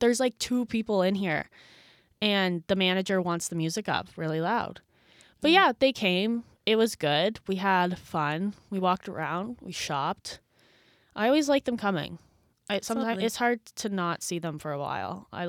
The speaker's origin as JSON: {"language": "English", "region": "New Brunswick", "country": "Canada", "lives_now": "Toronto, Canada", "said": "For those who forget, for those who forget from last episode, I am from New Brunswick, so I don't see my parents all too often, and they are not city people at all."}